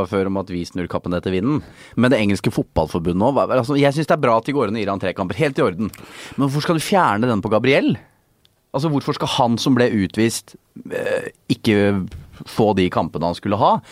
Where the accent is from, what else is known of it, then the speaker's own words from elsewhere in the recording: Sarpsborg, Østfold, Norway; moved away as an adult; also born or lived in Oslo; da jeg forlot min hjemby i 2000 2009